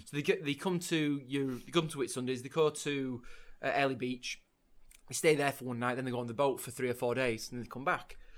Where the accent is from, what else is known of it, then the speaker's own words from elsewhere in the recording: Leeds, Yorkshire and the Humber, United Kingdom; I'm from Leeds myself as well